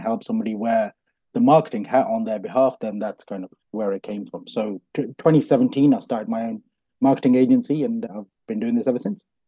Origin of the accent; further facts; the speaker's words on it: Coventry, West Midlands, United Kingdom; born in Coventry, born and bred in Coventry